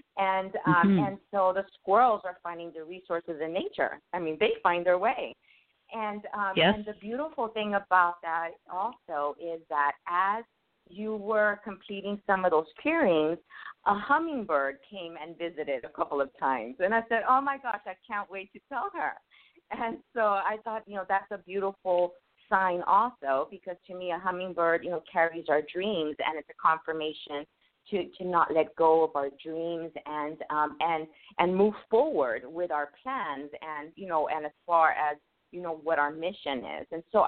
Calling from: Asheville, North Carolina, United States; I'm calling from Asheville, North Carolina.

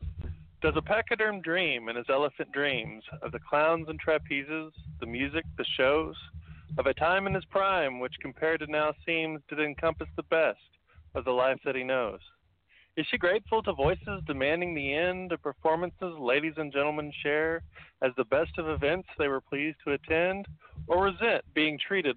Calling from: Iron County, Southeast Missouri, United States; Yeah, I am calling from Missouri.

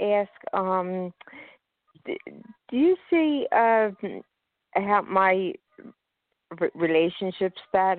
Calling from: Philadelphia, Pennsylvania, United States; I'm calling from Philadelphia, Pennsylvania.

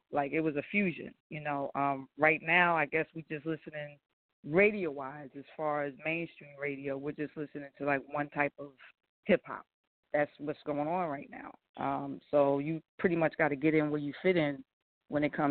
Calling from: New Jersey, United States; Now, New uh, Jersey

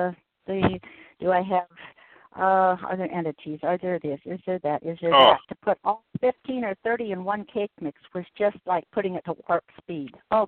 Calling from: Washington, United States; I'm calling from Washington State.

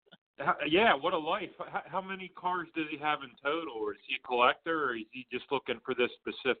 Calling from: Pittsburgh, Pennsylvania, United States; I'm calling from Pittsburgh right now, right outside, about 10 minutes outside of Pittsburgh.

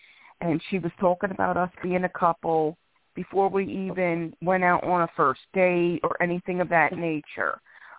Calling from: Philadelphia, Pennsylvania, United States; I'm calling in from Philadelphia, PA.

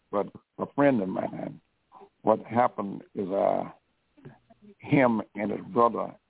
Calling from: Detroit, Michigan, United States; I'm I'm calling from Detroit.

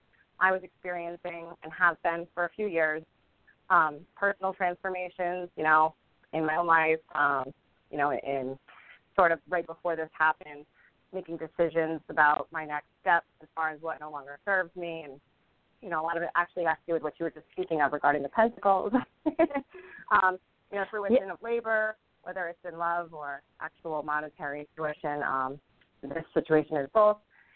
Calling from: Rhode Island, United States; I am calling in from Rhode Island.

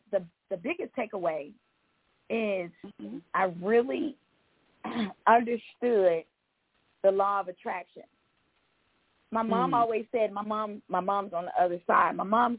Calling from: Georgia, United States; from Georgia.

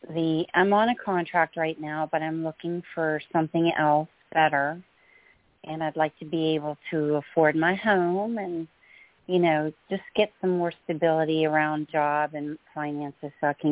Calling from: New Jersey, United States; in New Jersey.

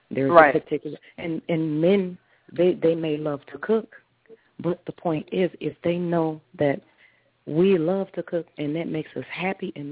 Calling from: Taylor, Michigan, United States; I'm calling from Taylor, Michigan.

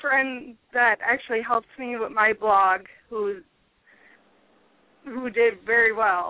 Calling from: Pennsylvania, United States

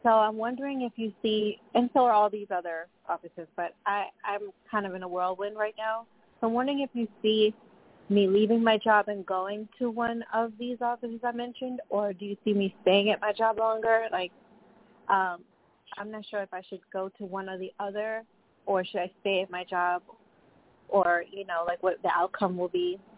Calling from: Long Island, New York, United States; Yes, this is … I'm calling from Long Island, New York.

